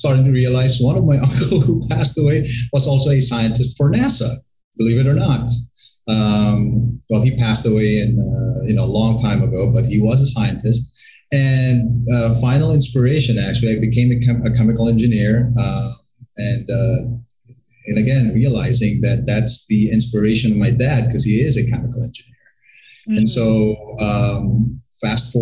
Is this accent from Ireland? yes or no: no; Bacolod, Western Visayas, Philippines; also born or lived in Florida, United States; now in Manila, Philippines; I was born and raised right here in the Philippines at the City of Smiles called Bacolod.